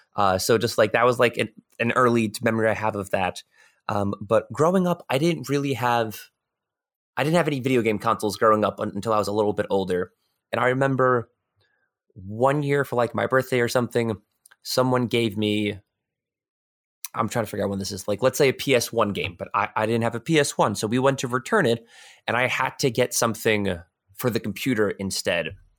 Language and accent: English; New York, United States; I'm from New York